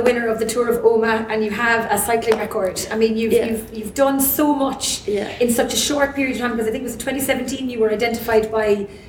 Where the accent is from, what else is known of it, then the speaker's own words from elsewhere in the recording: Donegal, Ulster, Ireland; I was raised in Donegal. It's a beautiful, beautiful place.